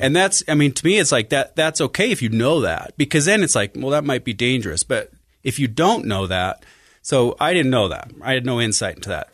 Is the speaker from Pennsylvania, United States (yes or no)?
no; Farmington, Utah, United States; also born or lived in Sandy, Utah; I was born in Sandy and grew up in Farmington, Utah